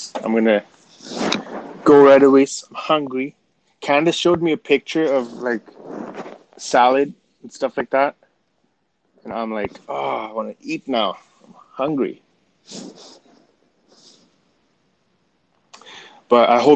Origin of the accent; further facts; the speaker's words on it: Canada; That's where my Canadian-ness came out